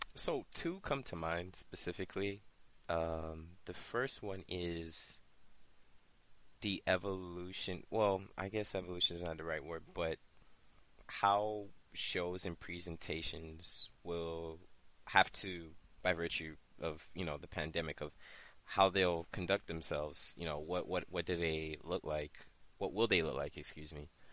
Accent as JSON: {"language": "English", "country": "United States", "said": "speaking as an American"}